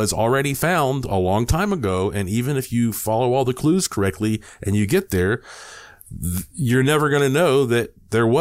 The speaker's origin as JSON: {"language": "English", "region": "North Carolina", "country": "United States", "tie": "born or raised there", "said": "I was born and raised in North Carolina"}